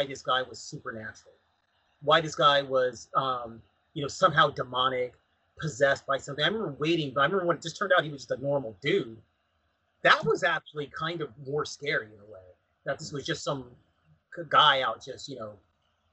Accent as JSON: {"language": "English", "town": "Pomona", "region": "California", "country": "United States", "said": "I'm from, you know, Los Angeles County. As I lived in Pomona"}